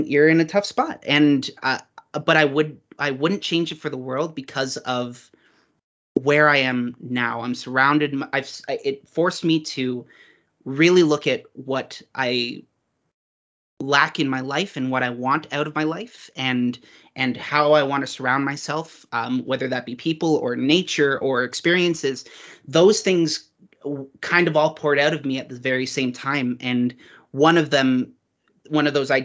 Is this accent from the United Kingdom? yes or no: no; Uxbridge, Ontario, Canada; I grew up in Uxbridge, Ontario, Canada, which is a very small town